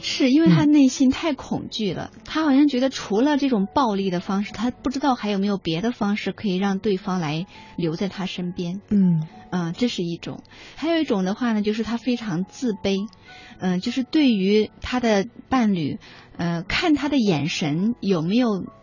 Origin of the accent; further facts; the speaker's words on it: China; 我们中国人